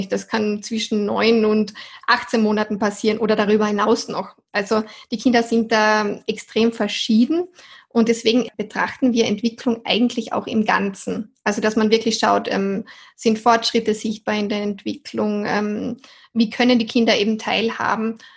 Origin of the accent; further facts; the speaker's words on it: Austria; ich komme aus Österreich, bin bald 30 Jahre alt und arbeite schon seit sieben Jahren als Ergotherapeutin.